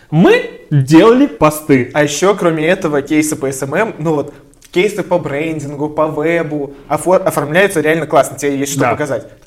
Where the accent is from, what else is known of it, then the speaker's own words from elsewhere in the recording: Belarus; Я первый белорус в Сеттерс.